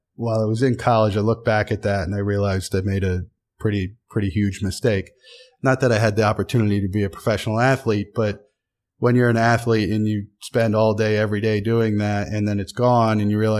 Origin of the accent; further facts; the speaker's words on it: Williamsport, Pennsylvania, United States; Williamsport, Pennsylvania. Town of 35,000 people in the Susquehanna Valley. No one's ever heard of soccer before.